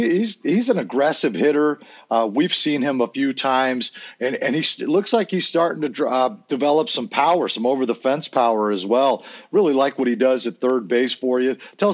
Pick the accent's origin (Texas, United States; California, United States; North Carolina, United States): California, United States; San Diego; when I grew up in San Diego